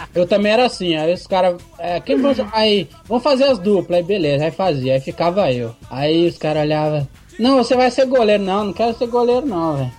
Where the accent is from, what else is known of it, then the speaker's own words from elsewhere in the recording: Vitória, Espírito Santo, Brazil; sou do Espírito Santo, Vitória